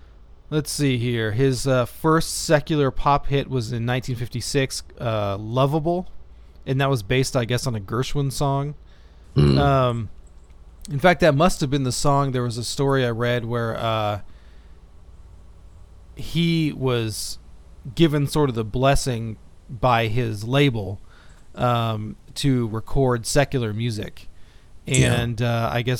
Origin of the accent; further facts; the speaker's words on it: Houston, Texas, United States; moved away; growing up in Houston